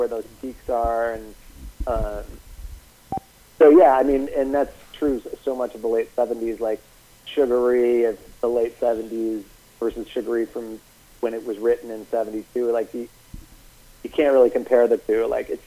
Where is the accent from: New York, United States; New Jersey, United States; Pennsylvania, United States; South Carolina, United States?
New York, United States; Albany; I grew up in Albany, New York